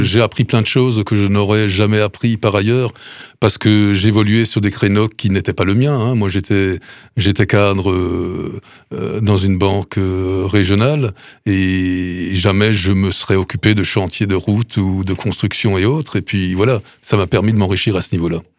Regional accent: Sélestat, Grand Est, France; also born or lived in Duttenheim; je suis natif de Celesta

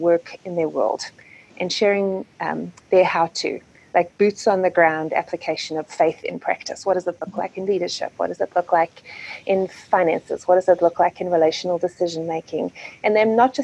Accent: South Africa; moved away as an adult; now in United States; I'm originally from South Africa, where I was born and raised, and I have been living in the States for 16 years now.

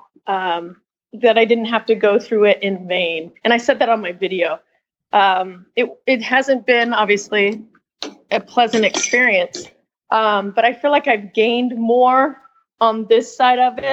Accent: Washington, United States; moved away as an adult; now in Petaluma, United States; I'm originally from Washington State. I've only been down here about 5 years

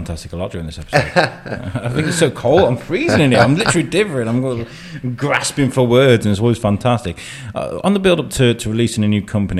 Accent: Wrexham, Wales, United Kingdom; I grew up in Wrexham.

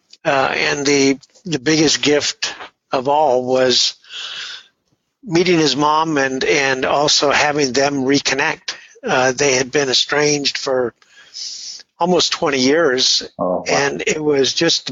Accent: Redondo Beach, California, United States; now in San Francisco, United States; I grew up just a block from the pier in Redondo Beach

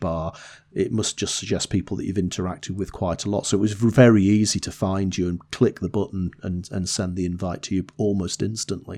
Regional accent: the north of England, United Kingdom; accent: Northern English; my Northern English accent

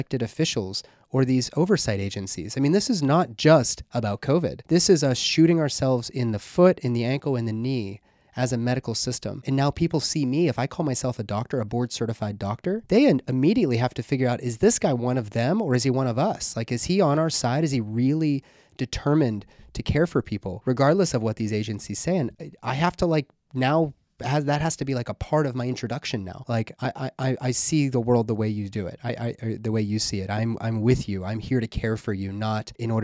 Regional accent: Pittsburgh, Pennsylvania, United States; now in Louisville, United States; my hometown is in Pittsburgh

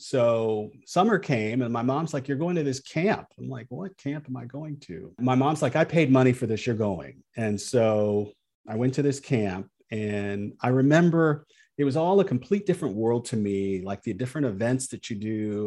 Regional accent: Peoria, Illinois, United States; I grew up in Peoria

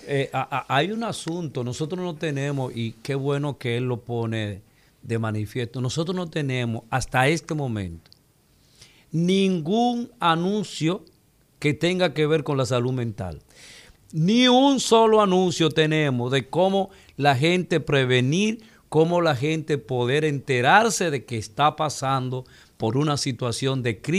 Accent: Dominican Republic; porque Al final somos, vivimos aquí, somos dominicanos y queremos siempre el beneficio y el desarrollo de nuestro país.

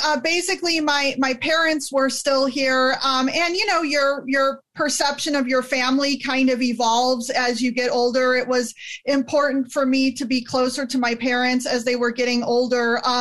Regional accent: El Dorado Hills, California, United States; moved away as an adult; also born or lived in Illinois / Wisconsin / Georgia; I was raised in the Sacramento area, grew up in El Dorado Hills, went to grade school

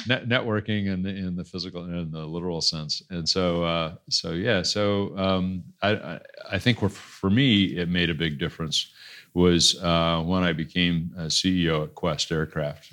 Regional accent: Des Moines, Iowa, United States; moved away as an adult; also born or lived in Cleveland / Boston / California; born and raised in Des Moines

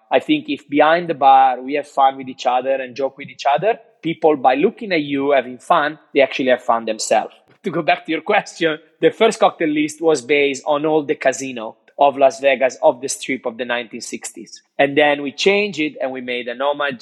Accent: Cinque Terre, Italian Riviera, Liguria, Italy; English is a second language; now in Australia; I grew up in Cinque Terre, in the Italia Riviera

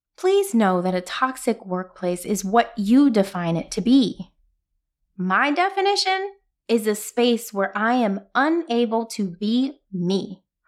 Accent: New York City, New York, United States; I'm from Brooklyn

